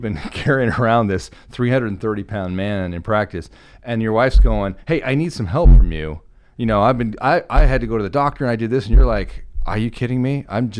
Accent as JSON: {"language": "English", "region": "Oregon", "country": "United States"}